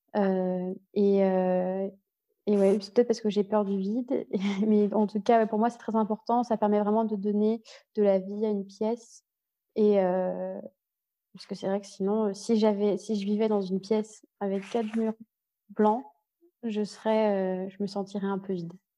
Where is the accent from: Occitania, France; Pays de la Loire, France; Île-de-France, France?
Île-de-France, France; Paris; also born or lived in Lyon / United States / Vietnam / Ireland; now in Berlin, Germany; j'ai grandi à Paris, je suis née à Paris, j'ai grandi à Paris. Ensuite, j'ai déménagé à Lyon